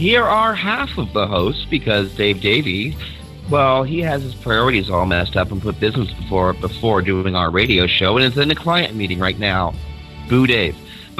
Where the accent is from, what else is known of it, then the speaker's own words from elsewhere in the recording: Ireland; I'm Irish, I know, yeah.